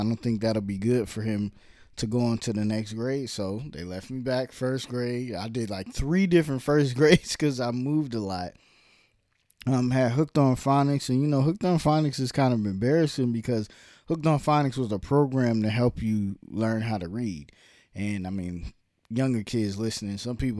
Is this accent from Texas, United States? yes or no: no; Brooklyn, New York, United States; also born or lived in Harlem / Virginia / New Jersey; I was born in Brooklyn, lived in Brooklyn, then lived in Harlem, then lived in Virginia, then lived in New Jersey, then lived back in Virginia